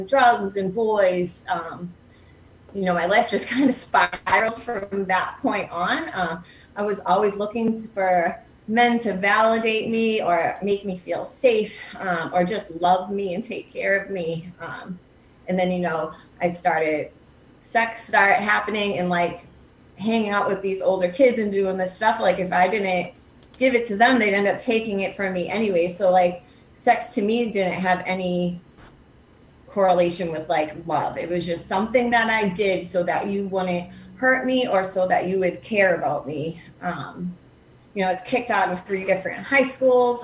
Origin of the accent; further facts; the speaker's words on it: Lynn, Massachusetts, United States; I'm from Lynn